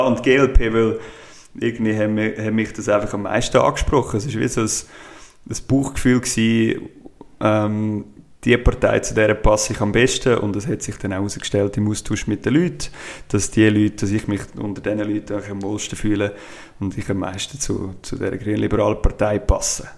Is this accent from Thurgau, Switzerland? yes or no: no; Brunnen, Schwyz, Switzerland; also born or lived in Geneva / St. Gallen / Zurich / Thalwil; Brunnen aufgewachsen